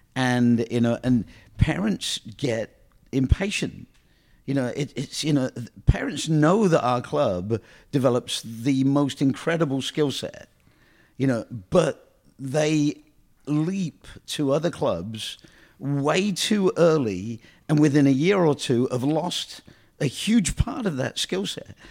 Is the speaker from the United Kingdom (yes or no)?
yes; England, United Kingdom; moved away; I came from England